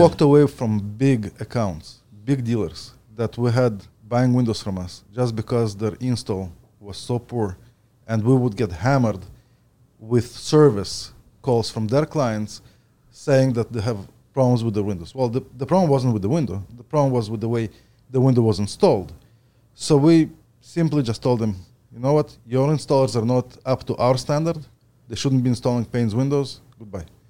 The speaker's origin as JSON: {"language": "English", "country": "Ukraine", "tie": "born or raised there", "also_born_or_lived": "Edmonton, Alberta", "moved": "yes", "lives_now": "Ontario, Canada", "said": "I was born in the Ukraine"}